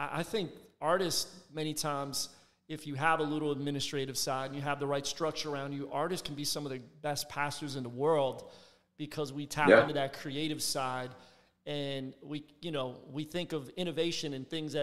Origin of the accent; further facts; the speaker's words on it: Philadelphia, Pennsylvania, United States; now in Tampa, United States; My best friend growing up in Philly